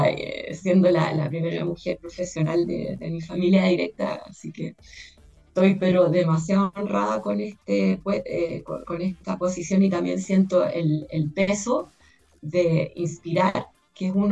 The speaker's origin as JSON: {"language": "Spanish", "country": "Chile", "said": "En Chile somos seis chilenos los que somos partes hombres y mujeres"}